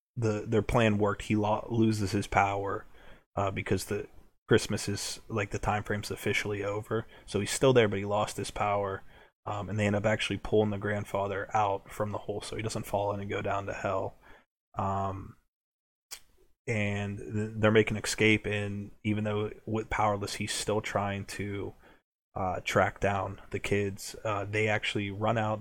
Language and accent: English; United States; We're from America